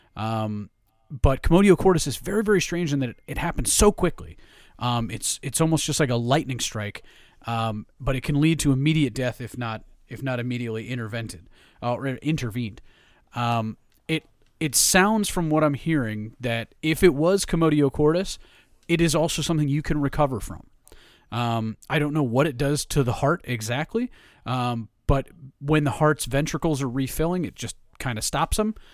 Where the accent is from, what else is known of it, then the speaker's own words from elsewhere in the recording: New York, United States; I grew up in New York